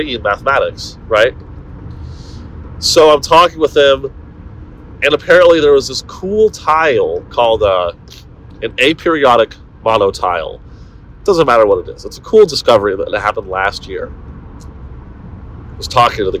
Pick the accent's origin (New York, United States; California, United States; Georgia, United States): California, United States; Silicon Valley; moved away; That's what I grew up around in the Silicon Valley